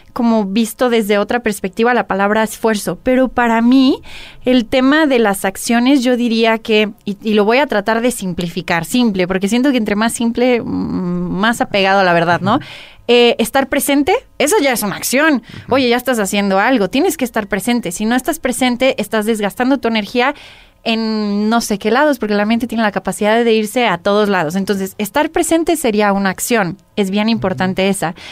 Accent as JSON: {"language": "Spanish", "country": "Mexico", "said": "como mujer mexicana"}